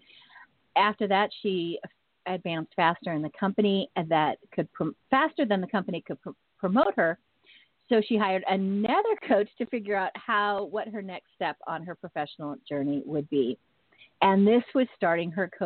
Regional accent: Northern California, United States; being born and raised in Northern California

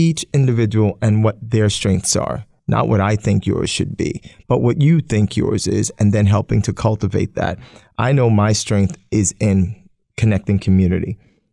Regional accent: New York City, New York, United States; moved away as an adult; also born or lived in Staten Island; now in Poughkeepsie, United States; I'm born and raised in Brooklyn, Staten Island, and moved up to Poughkeepsie

